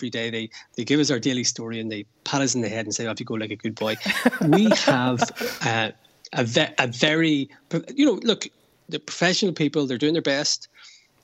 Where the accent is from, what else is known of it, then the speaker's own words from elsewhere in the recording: Belfast, Northern Ireland, United Kingdom; now in Dublin, Ireland; I'm from Belfast. I grew up with the troubles, seeing soldiers in the streets.